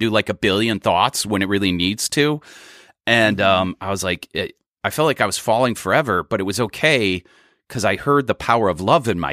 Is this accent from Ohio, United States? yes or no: yes; Cleveland, Ohio, United States; I grew up in Cleveland